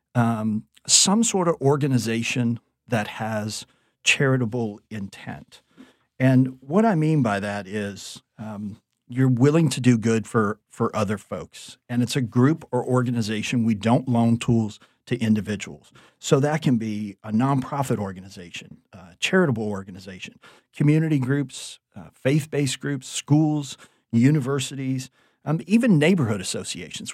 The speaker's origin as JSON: {"language": "English", "town": "Thibodaux", "region": "Louisiana", "country": "United States", "tie": "born or raised there", "also_born_or_lived": "New Orleans / San Francisco / New York / Orlando", "moved": "as an adult", "said": "I was born and raised in Thibodeau, Louisiana"}